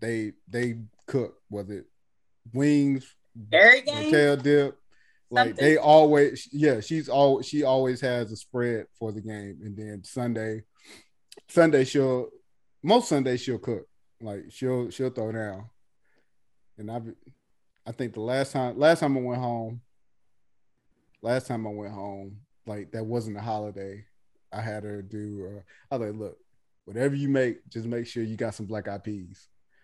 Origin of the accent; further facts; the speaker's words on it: the South, United States; Oh, I'm sorry that I'm from the South and I like things like cabbage greens.